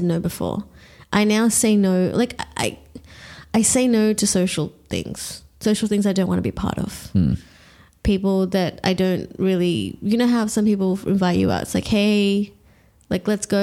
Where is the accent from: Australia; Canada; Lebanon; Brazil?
Australia; I am Australian. I've lived here all my life.